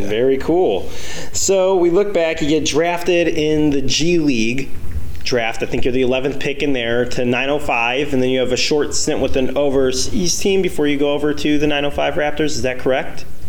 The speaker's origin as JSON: {"language": "English", "town": "Chicago", "region": "Illinois", "country": "United States", "said": "I'm from Chicago"}